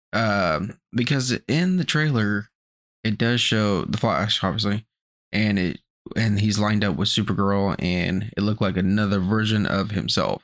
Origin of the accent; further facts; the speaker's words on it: United States; we're American